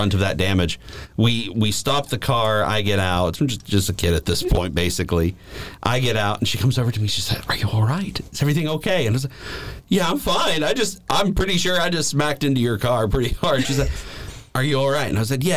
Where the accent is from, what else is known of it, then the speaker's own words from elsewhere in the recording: Gatlinburg, Tennessee, United States; now in Nashville, United States; I grew up in the mountains of Gatlinburg